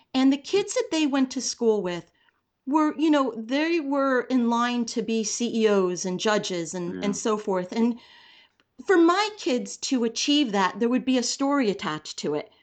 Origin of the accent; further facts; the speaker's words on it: New Jersey, United States; I grew up in New Jersey